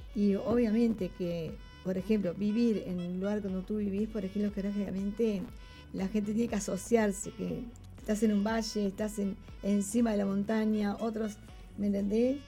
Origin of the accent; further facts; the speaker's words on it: Uruguay; yo soy de Uruguay